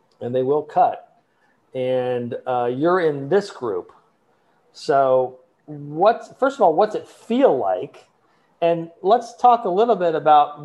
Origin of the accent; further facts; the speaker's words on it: Columbus, Ohio, United States; I grew up in Columbus, Ohio